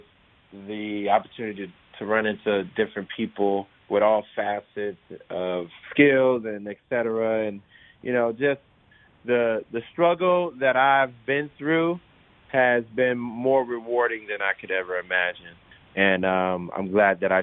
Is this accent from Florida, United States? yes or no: yes; Miami, Florida, United States; moved away as an adult; now in Los Angeles, United States; I actually was born and raised in Miami, Florida.